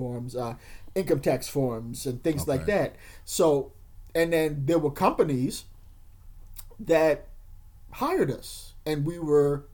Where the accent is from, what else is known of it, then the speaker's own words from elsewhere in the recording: New York City, New York, United States; a kid growing up in East Harlem